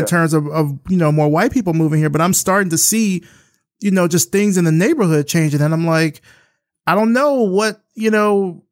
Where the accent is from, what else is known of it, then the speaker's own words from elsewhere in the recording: Alabama, United States; now in Atlanta, United States; I'm from Alabama, so I'm not that far from from Georgia